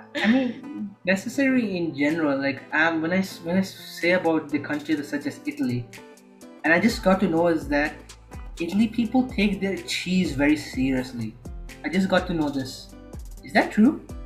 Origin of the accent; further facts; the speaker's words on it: Lahore, Punjab, Pakistan; first language Urdu; English is a second language; now in Jeddah, Saudi Arabia; I'm living in Saudi Arabia, which is Jeddah, in the city of Jeddah. But I'm originally from Pakistan, so and Lahore.